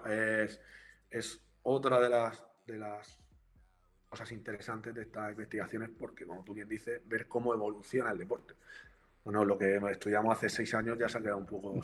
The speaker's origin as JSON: {"language": "Spanish", "region": "Region of Murcia", "country": "Spain", "said": "soy de Murcia también"}